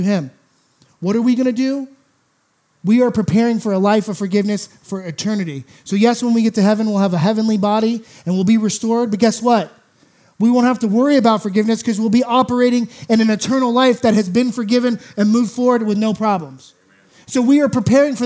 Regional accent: United States; I'm an American

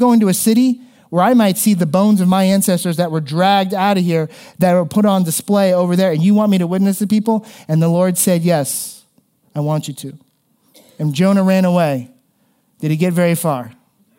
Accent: South Florida, United States; moved away; where I grew up in South Florida

